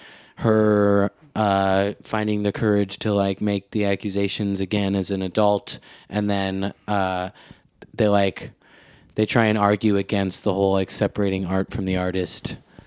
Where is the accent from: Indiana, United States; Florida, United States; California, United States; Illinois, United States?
Illinois, United States; Wilmette; I'm from Wilmette.